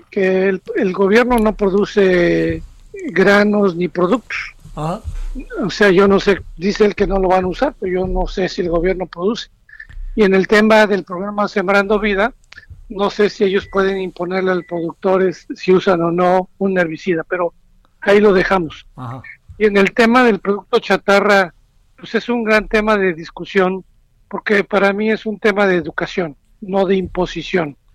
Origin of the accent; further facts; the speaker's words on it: Veracruz, Mexico; Yo soy de Veracruz y estoy acostumbrado mucho a las gorditas, las picaditas, pero no a la fruta.